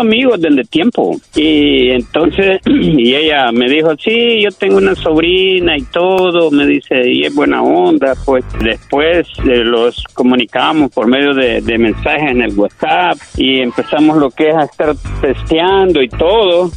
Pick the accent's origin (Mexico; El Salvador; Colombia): El Salvador; moved away; yo soy de El Salvador